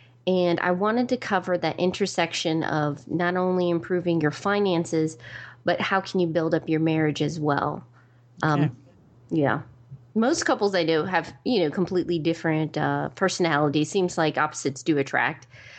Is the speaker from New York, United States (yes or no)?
yes; New York, United States; born there; also born or lived in Georgia / Maryland / Virginia; now in Raleigh, United States; I consider myself an East Coast girl. I was born in New York, lived in Georgia, Maryland, Virginia, and now I'm in Raleigh, North Carolina.